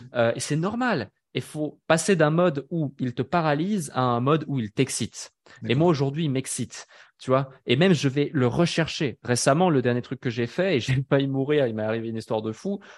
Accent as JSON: {"language": "French", "country": "Switzerland", "tie": "born or raised there", "said": "je suis né euh, en Suisse"}